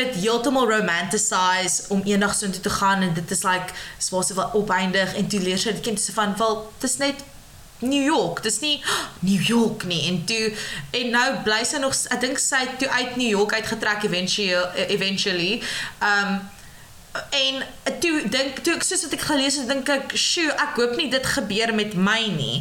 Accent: George, Western Cape, South Africa; ek van George af kom en ek was nog altyd tussen die berge en die see

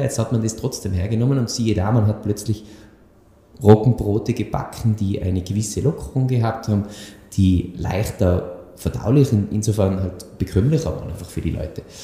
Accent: Tyrol, Austria; bei uns in Tirol

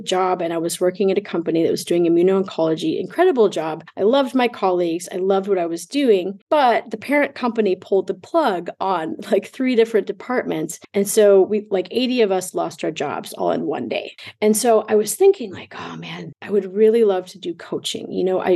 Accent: Rochester, Minnesota, United States; moved away as an adult; also born or lived in Mexico; now in Germany; I'm originally from Rochester, Minnesota, in the Midwest

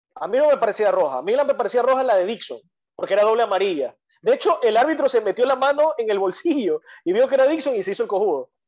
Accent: Ecuador; somos ecuatorianos

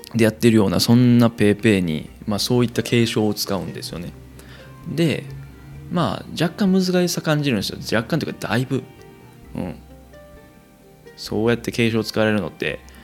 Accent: Kansai, Japan; moved away as an adult; 生まれも育ちも関西という生粋の関西人私

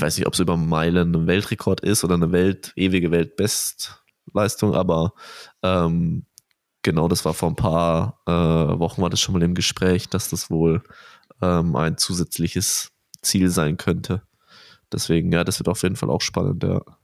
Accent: Bavaria, Germany; für mich als Bayer hier

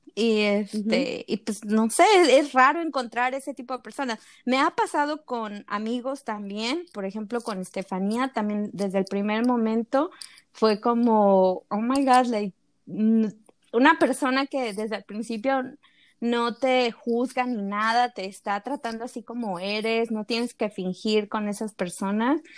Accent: Veracruz, Mexico; yo soy de Veracruz

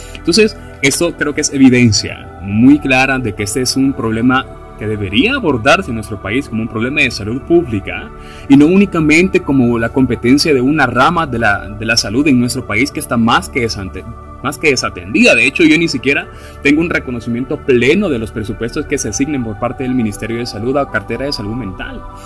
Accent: El Salvador

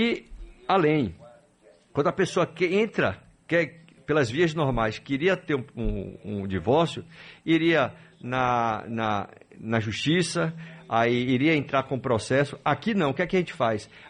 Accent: Itatim, Bahia, Brazil; de Itatim.

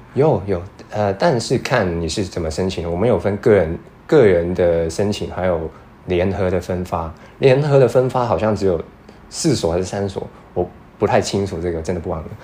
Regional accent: Hong Kong; moved away as an adult; now in Taiwan; 来自香港，然后在四七年大二

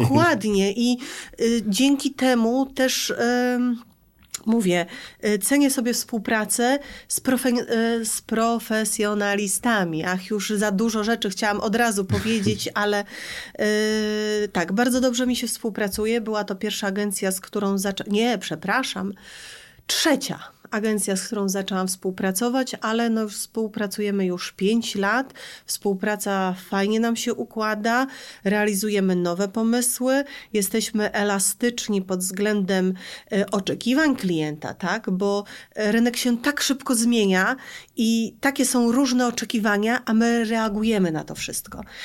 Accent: Szczecin, West Pomeranian Voivodeship, Poland; ja ze Szczecina

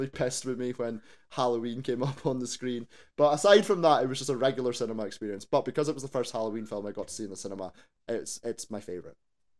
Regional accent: Scotland, United Kingdom; we're Scottish.

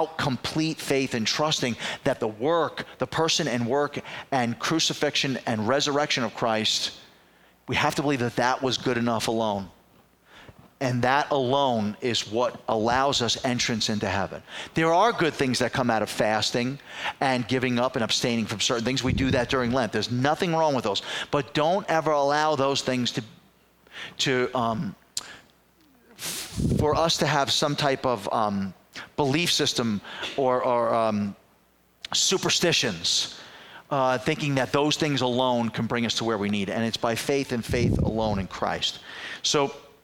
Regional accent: New York City, New York, United States; I was growing up in the Bronx as a kid

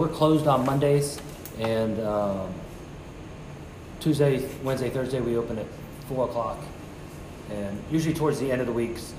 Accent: Jacksonville, St. Augustine area, Florida, United States; I was born and raised here in Mopana Beach or Jacksonville, St. Augustine area.

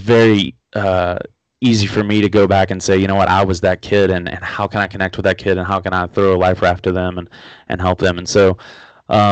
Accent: Huntington, West Virginia, United States; also born or lived in Florida; I grew up here in Huntington, West Virginia

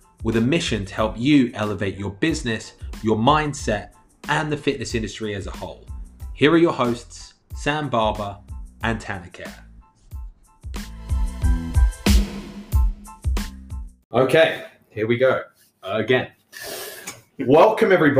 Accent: London, United Kingdom; moved away as an adult; now in Ottawa, Canada; I'm originally from London, England, moved to Canada. 10 years ago now

